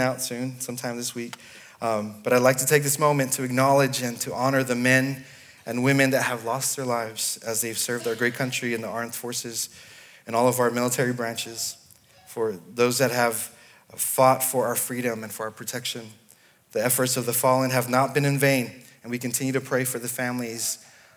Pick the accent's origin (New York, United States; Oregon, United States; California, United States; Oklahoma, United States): California, United States; Los Angeles; moved away as an adult; also born or lived in Dallas, Texas / Nashville area, Tennessee / Sydney, Australia; now in Clarksville, United States; I was born in LA, in California, and we did not move to Clarksville